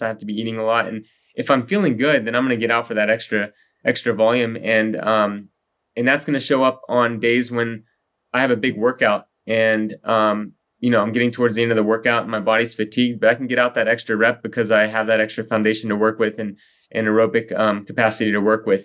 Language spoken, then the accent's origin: English; Texas, United States; moved away as an adult; also born or lived in Colorado; I grew up in Texas